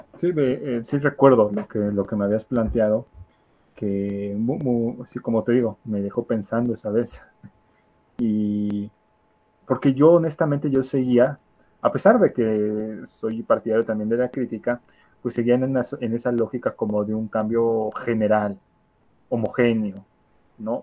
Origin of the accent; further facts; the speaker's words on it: Mexico; nuestro país, en México